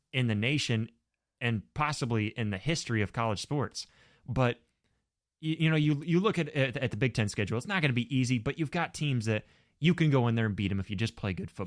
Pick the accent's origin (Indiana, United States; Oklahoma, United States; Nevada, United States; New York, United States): Indiana, United States; moved away; we grew up in Indiana for a while